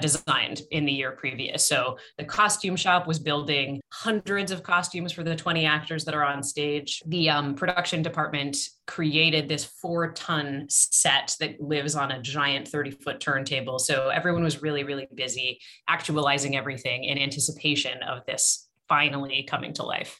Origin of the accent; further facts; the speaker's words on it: Canada; moved away; So I'm from Canada. My family in Canada